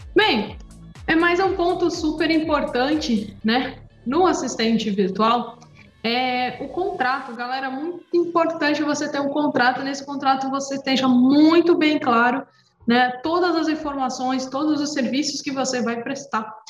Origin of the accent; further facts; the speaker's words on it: Praia Grande, São Paulo, Brazil; eu sou aqui, de, aqui da Praia Grande, São Paulo